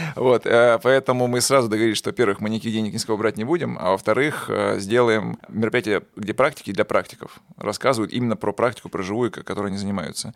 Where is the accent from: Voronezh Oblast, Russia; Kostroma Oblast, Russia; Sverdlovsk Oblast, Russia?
Kostroma Oblast, Russia; Kostroma; moved away as an adult; also born or lived in Moscow; я сам родом из Костромы